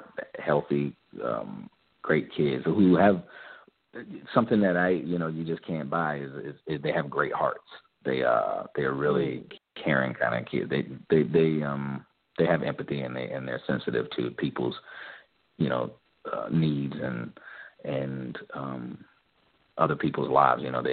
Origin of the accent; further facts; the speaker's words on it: the South, United States; I'm from the South